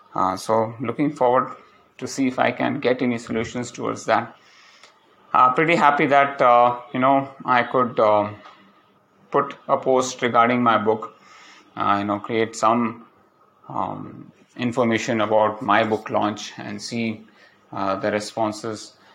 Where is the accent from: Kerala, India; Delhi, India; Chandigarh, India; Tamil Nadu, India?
Kerala, India; Palakkad; moved away; reached Palakkad, and uh, it's my hometown.